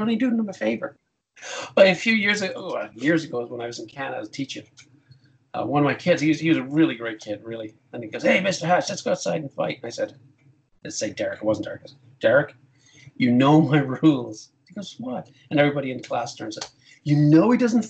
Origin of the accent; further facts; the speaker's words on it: Ireland; as an Irish guy